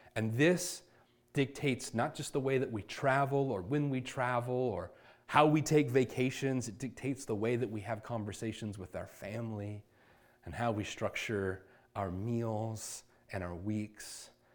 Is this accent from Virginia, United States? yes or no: yes; Virginia Beach, Virginia, United States; now in Chandler, United States; I'm from Virginia Beach, Virginia